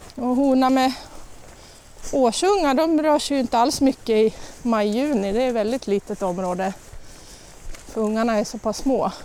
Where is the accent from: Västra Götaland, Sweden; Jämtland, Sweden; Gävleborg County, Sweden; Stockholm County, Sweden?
Gävleborg County, Sweden; Sandviken; also born or lived in Åmot / Ockelbo; jag brukar säga att jag är från Åmot